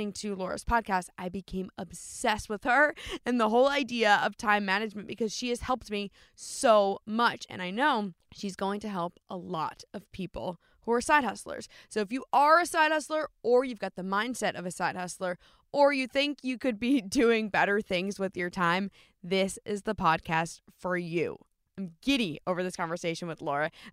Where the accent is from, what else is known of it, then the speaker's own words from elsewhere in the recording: New Jersey, United States; moved away as an adult; also born or lived in New York City; now in Seattle, United States; I was born and raised in New Jersey